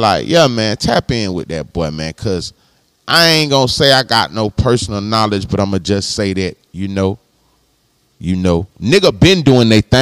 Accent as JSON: {"language": "English", "town": "Palm Beach", "region": "Florida", "country": "United States", "said": "I'm from Florida. I'm from the crib. I'm from down south. I'm from Palm Beach."}